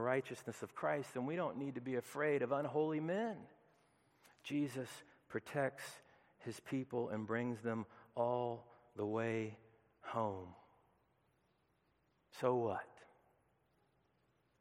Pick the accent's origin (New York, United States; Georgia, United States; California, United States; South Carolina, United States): Georgia, United States; Peachtree City; I grew up in the heart of Peachtree City in the middle of the burbs on Appleseed Court.